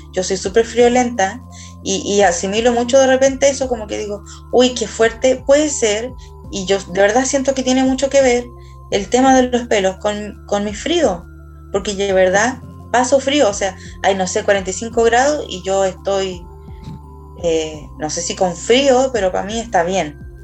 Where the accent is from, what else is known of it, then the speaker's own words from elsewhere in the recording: Chile; acá en Chile nosotros somos súper latinos